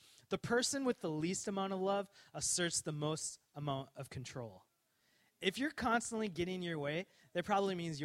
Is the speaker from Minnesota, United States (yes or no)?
yes; Coon Rapids, Minnesota, United States; I grew up in Minnesota, Coon Rapids, Minnesota